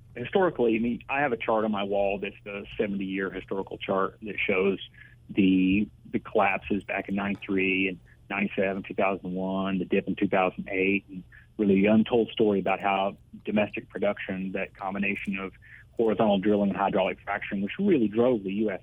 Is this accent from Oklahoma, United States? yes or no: yes; Ardmore, Oklahoma, United States; moved away as an adult; also born or lived in Washington, D.C.; from Ardmore, Oklahoma, where I grew up